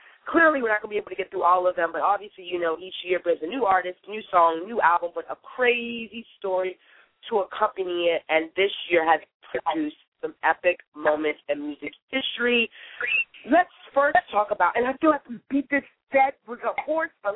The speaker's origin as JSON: {"language": "English", "country": "Trinidad & Tobago", "said": "I'm from Trinidad and Tobago"}